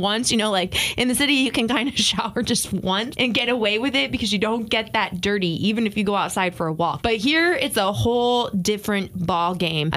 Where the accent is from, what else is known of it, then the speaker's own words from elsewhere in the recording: Southwest Michigan, United States; moved away as an adult; also born or lived in Miami / Chicago / Dallas-Fort Worth; I grew up in the area.